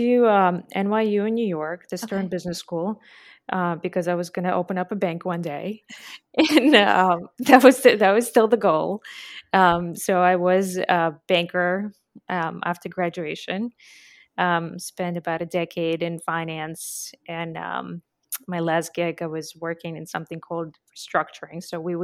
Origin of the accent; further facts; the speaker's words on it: Latvia; So it's a small country called Latvia.